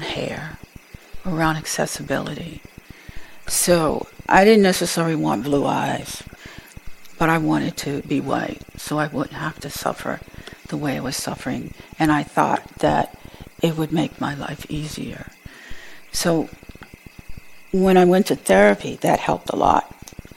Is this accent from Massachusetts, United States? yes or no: yes; Boston, Massachusetts, United States; I grew up in Boston, which was pretty segregated for a long time